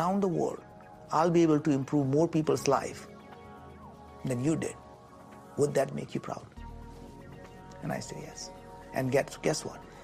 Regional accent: India; moved away; I grew up in India, and we were very, very poor

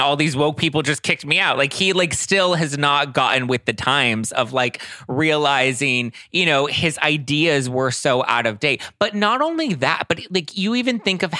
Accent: Los Angeles, California, United States; I grew up in LA.

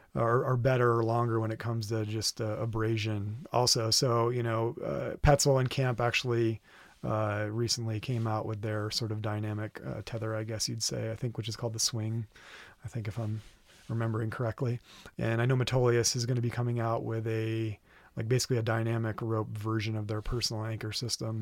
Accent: Vermont, United States; now in Red Rock, United States; I'm from Vermont originally

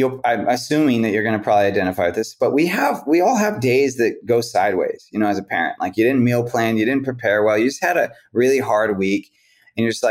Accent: West Coast, United States; I'm from the West Coast

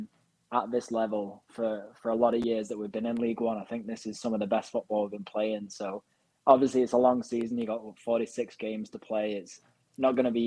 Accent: Wigan, North West England, United Kingdom; I was born in Wigan

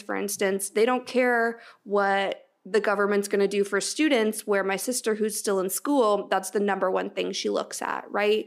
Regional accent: Canada; as a Canadian

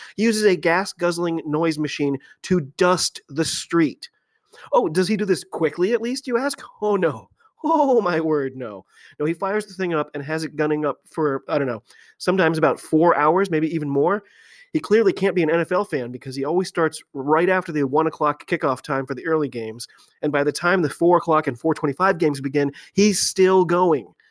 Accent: United States; I'm an American

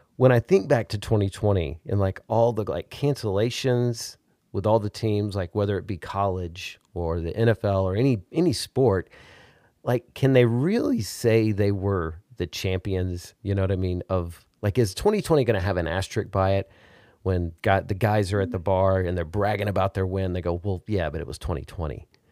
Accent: Arkansas, United States; now in Texas, United States; I'm from Arkansas, and, uh, now I live in Texas.

